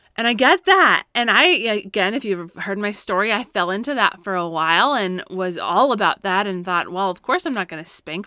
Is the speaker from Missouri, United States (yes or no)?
no; Colorado, United States; now in California, United States; Growing up in Colorado, we would always get afternoon thunderstorms, and I miss